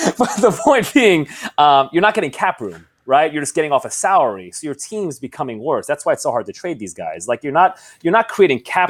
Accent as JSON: {"language": "English", "region": "New York", "country": "United States", "said": "I'm a New Yorker"}